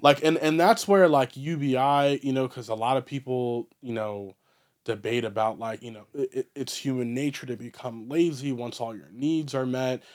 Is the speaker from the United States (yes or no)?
yes; Baltimore, Maryland, United States; growing up in Baltimore